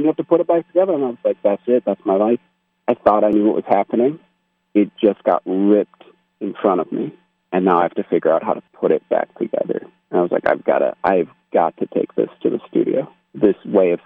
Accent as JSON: {"language": "English", "country": "United States", "said": "I am American"}